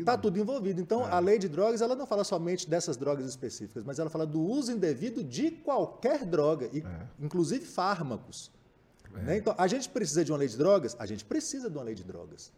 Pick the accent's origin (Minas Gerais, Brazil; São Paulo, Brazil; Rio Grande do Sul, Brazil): Minas Gerais, Brazil; Montes Claros; eu sou nascido e criado em Montes Claros, mas minha casa é o sertão inteiro